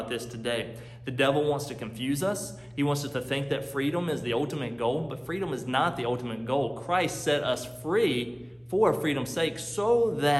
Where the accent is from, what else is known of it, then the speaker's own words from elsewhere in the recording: North Carolina, United States; now in Chicago, United States; I'm from North Carolina. You hear my accent now, but I'm living in Chicago now